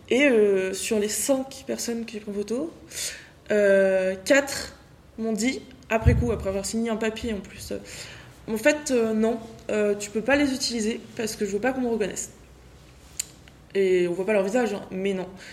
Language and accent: French; France; moi je viens de France